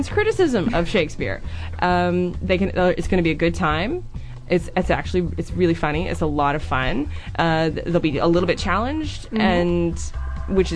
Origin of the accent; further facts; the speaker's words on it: Nova Scotia, Canada; moved away; I'm from Nova Scotia in Canada